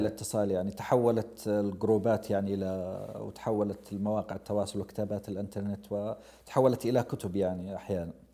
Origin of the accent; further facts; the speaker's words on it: Abha, Asir, Saudi Arabia; أنا قريتي في بدايات، آه، جبل السودة، وأبها كلها أصلاً فوق جبل